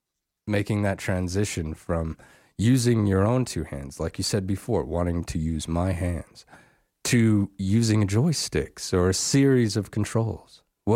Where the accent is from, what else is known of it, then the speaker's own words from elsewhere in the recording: Wyoming, United States; I grew up in Wyoming, fairly rural locations, scattered around a little bit.